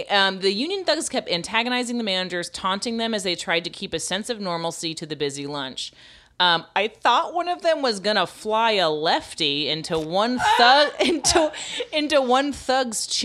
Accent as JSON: {"language": "English", "region": "New York", "country": "United States", "said": "something I've never seen in my 50 years as a New Yorker happened."}